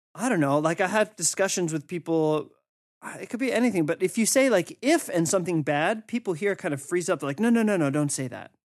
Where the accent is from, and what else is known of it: United States; moved away as an adult